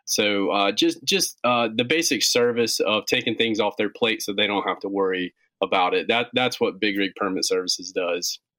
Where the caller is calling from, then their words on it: Gastonia, North Carolina, United States; Right in North Carolina. We're just uh, we're in a little town called Gastonia, North Carolina. It's just uh, about 25 minutes west of Charlotte.